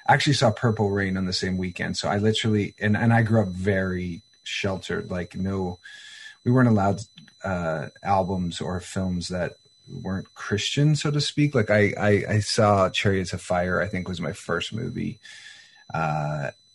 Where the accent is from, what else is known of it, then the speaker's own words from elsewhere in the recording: Wetaskiwin, Alberta, Canada; now in Los Angeles, United States; I was born in Alberta, in Wetaskiwin